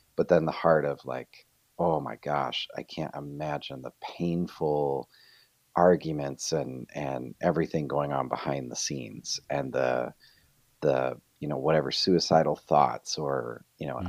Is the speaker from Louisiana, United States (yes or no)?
no; Rochester, New York, United States; moved away as an adult; also born or lived in Fort Mill, South Carolina; now in Rochester, United States; we're both originally from Rochester, New York